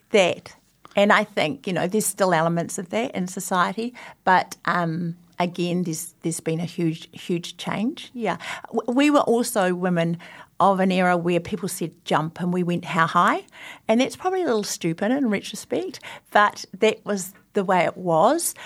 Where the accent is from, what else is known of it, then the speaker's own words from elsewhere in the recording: Christchurch, Canterbury, New Zealand; I grew up in Christchurch and my father's from Wairoa